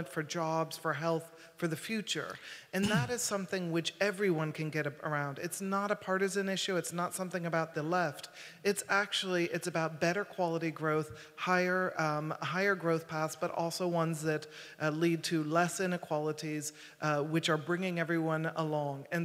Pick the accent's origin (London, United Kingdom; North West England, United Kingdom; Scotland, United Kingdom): Scotland, United Kingdom; I'm from Scotland